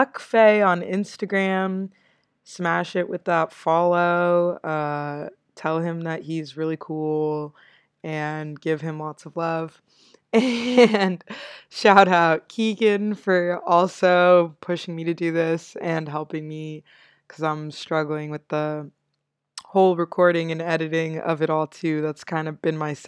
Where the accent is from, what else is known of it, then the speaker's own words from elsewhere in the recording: United States; moved away as an adult; now in South Africa; being an American in South Africa